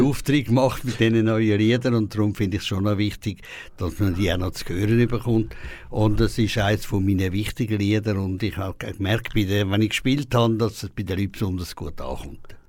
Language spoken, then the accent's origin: German; Küsnacht, Zurich, Switzerland; born or raised there; accent: Zurich dialect (Lake Zurich); also born or lived in Peru